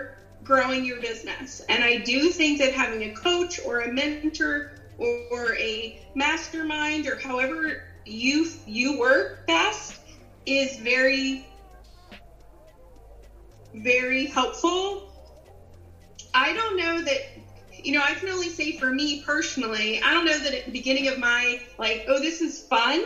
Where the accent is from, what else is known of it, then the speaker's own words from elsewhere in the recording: Philadelphia, Pennsylvania, United States; accent: Philly; I grew up in Philadelphia, and if you get me mad, I'll probably get my old Philly accent out